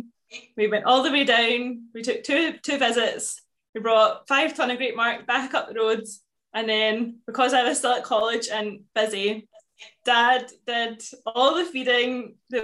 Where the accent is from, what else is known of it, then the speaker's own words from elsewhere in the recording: Lanark, Scotland, United Kingdom; also born or lived in Glasgow; we have a dairy farm just outside Lanark. In primary school, I was like, yep, always going to be a farmer